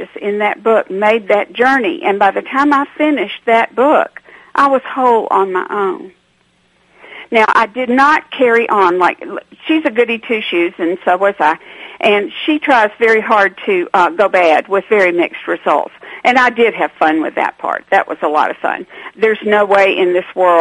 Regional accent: Atlanta, Georgia, United States; I'm not from a small town. I'm from Atlanta, Georgia.

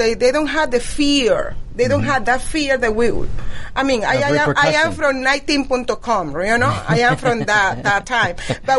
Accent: Venezuela; English is a second language; moved away as an adult; now in United States; I was born in Venezuela. I grew up in Venezuela. I experienced the socialism system in Venezuela

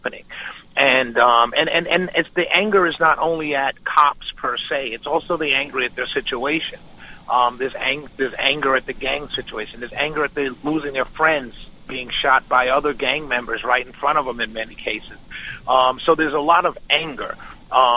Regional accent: New York, United States; we're originally from New York, raised in a real strict West Indian family

